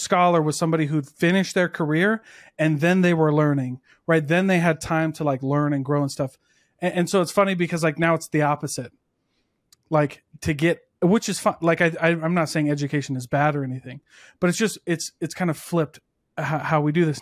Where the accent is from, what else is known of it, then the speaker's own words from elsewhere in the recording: Midwest, United States; I'm also from the Midwest where, like, most of my high school didn't go to college